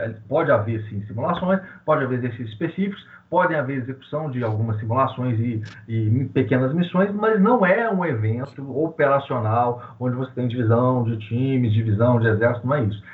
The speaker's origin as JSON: {"language": "Portuguese", "town": "Belo Horizonte", "region": "Minas Gerais", "country": "Brazil", "said": "eu sou de Belo Horizonte, Minas Gerais"}